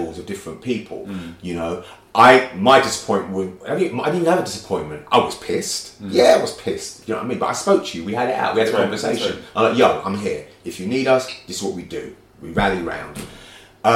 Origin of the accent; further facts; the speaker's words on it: London, United Kingdom; growing up in Brixton, at the time that I did, with a racist police force